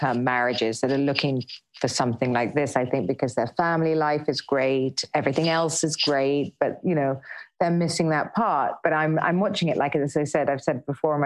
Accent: United Kingdom; we're British

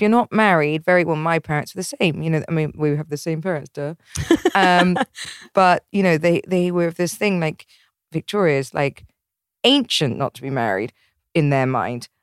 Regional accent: England, United Kingdom; I'm English

